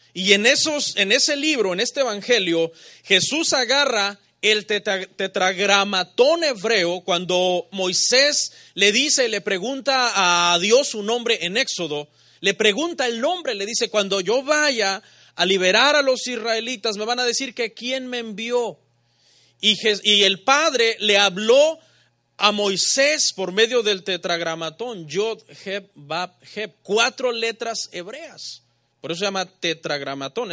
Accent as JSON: {"language": "Spanish", "country": "Mexico", "said": "Los mexicanos pensamos como mexicanos."}